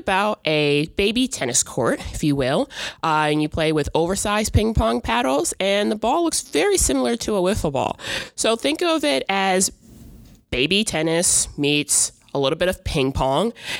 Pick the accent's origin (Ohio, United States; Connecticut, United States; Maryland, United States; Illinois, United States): Connecticut, United States; Hartford; moved away as an adult; also born or lived in Florida; now in Charlottesville, United States; I'm actually originally from Hartford, Connecticut. I went to school there. I went to college there